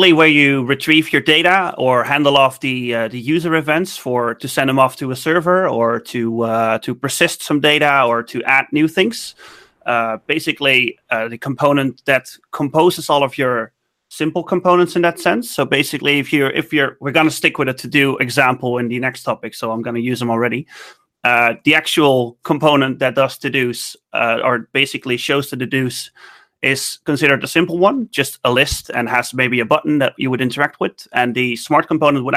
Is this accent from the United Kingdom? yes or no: no; Netherlands; I'm from the Netherlands, 29 years old